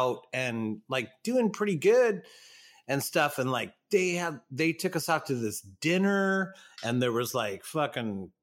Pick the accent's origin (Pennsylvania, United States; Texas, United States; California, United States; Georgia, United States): California, United States; Southern; we're from Southern California. We're, you know, San Diego ska band